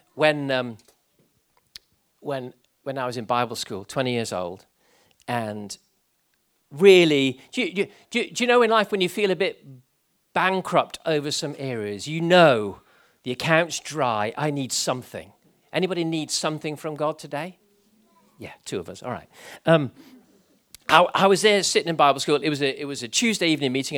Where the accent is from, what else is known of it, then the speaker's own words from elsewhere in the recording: Gibraltar; growing up in Gibraltar